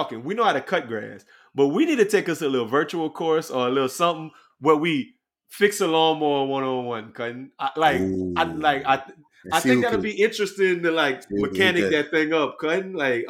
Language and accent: English; Louisiana, United States; we grew up in Louisiana, we grew up in the country.